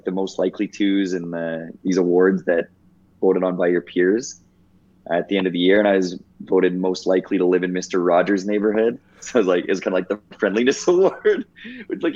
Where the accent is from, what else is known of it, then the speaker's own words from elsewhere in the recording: Mossbank, Saskatchewan, Canada; also born or lived in Moose Jaw, Saskatchewan; my hometown of Mossbank, Saskatchewan, 120 people total in the high school